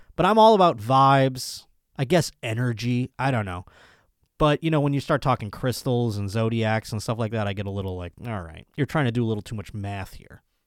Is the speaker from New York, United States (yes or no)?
yes; Buffalo, New York, United States; my hometown at my home club, Buffalo Helium Comedy Club